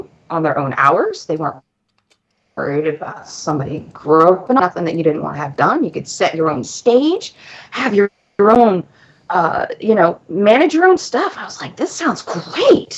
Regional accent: Florida, United States; moved away; I'm from Florida

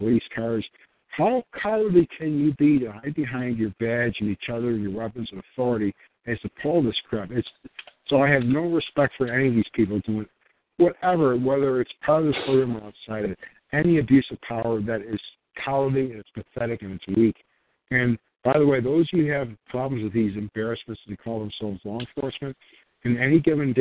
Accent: United States; I'm a guy who happens to be born American

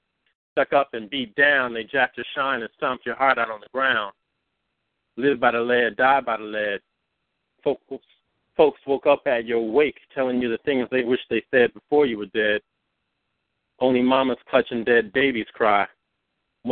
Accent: Oakland, California, United States; now in New York, United States; I'm from California. I reside in New York right now, but I'm from Oakland, California, from the town

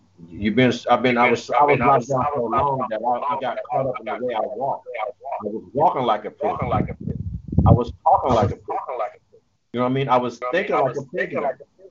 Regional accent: United States; I'm American. Period. No matter what they say, I'm born in America.

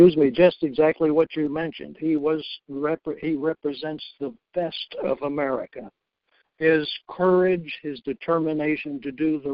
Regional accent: Baltimore, Maryland, United States; now in Elgin, United States; I was born and raised in Baltimore, Maryland, and worked for 43 years for corporate America

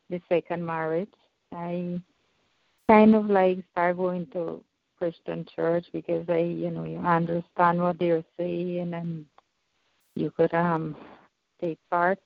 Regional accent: Guyana; I'm from Guyana

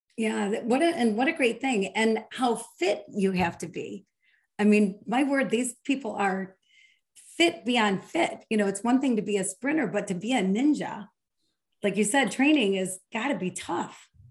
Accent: Michigan, United States; I'm from Michigan

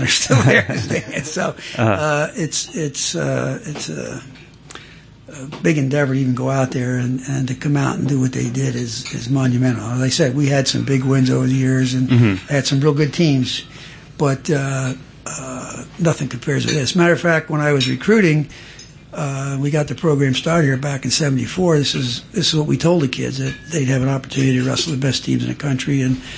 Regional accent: Pennsylvania, United States; now in North Carolina, United States; I'm from Pennsylvania

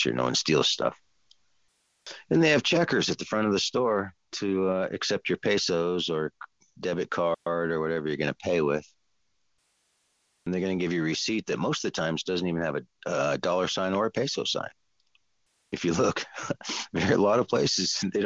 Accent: Southern California, United States; moved away; I'm originally from Southern California

